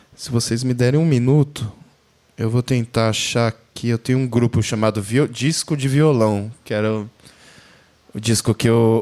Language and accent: Portuguese; Brazil; como brasileiro